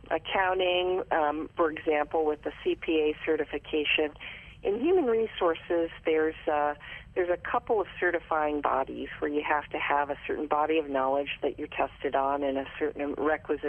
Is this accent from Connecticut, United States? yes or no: no; Ashtabula, Ohio, United States; also born or lived in San Francisco Bay Area; now in Atlanta, United States; I actually grew up in northeastern Ohio in a very, very small town right up on Lake Erie in the snow belt called Ashtabula